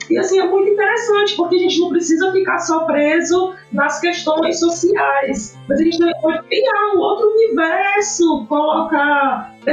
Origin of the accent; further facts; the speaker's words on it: Northeast Region, Brazil; eu sou nordestina, eu estou no sertão, estou no agreste, meu bioma é esse, minha culinária é essa